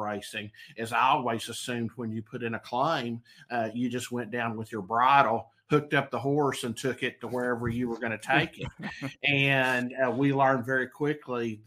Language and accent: English; Western Arkansas, United States; I grew up over in Western Arkansas